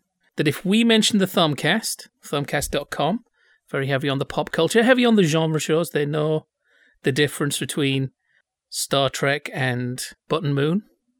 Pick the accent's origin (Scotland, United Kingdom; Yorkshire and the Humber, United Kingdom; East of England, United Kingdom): Yorkshire and the Humber, United Kingdom; Bradford; I'm from Bradford, I don't have a culture.